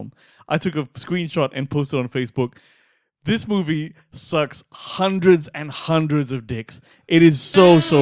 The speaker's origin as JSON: {"language": "English", "country": "Australia", "said": "as an Aussie"}